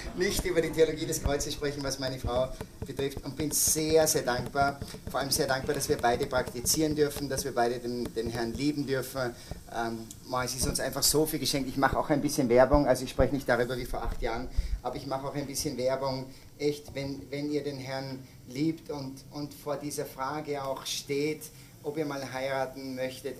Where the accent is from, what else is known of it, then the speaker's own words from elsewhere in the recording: Salzburg, Austria; ich komme aus Salzburg, aus den Bergen